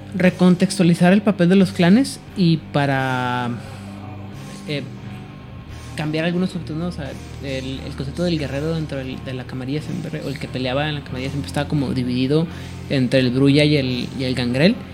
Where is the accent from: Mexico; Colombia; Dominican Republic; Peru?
Mexico; mexicano y como que las cosas estoy acostumbrado a que las cosas sean locales, estatales